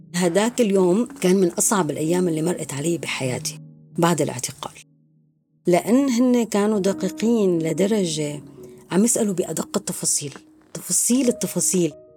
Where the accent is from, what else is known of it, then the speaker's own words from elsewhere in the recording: Zabadani, Rif Dimashq, Syria; moved away as an adult; also born or lived in Damascus, Syria; now in France; من سوريا أنا من الزبداني لكن كنت عايشة بدمشق بحكم الدراسة والشغل